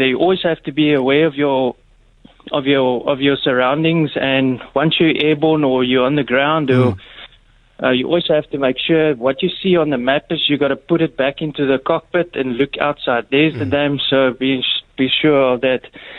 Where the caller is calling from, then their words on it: Durbanville, Western Cape, South Africa; Hi, it's actually, I'm from Durban. How are you doing?